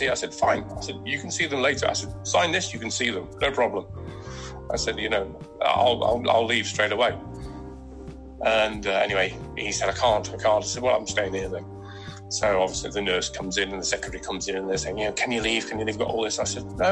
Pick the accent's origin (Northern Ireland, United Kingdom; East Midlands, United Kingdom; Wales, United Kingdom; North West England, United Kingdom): East Midlands, United Kingdom; Nottingham; now in Exmouth, United Kingdom; where I grew up in Nottingham